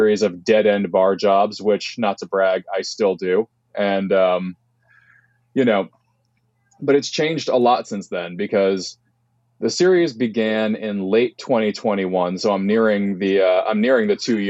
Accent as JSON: {"language": "English", "town": "Stuyvesant", "region": "New York", "country": "United States", "also_born_or_lived": "Brooklyn, New York", "moved": "yes", "lives_now": "Portland, United States", "said": "I am from Upstate New York originally, a little town in the Hudson Valley called Stuyvesant"}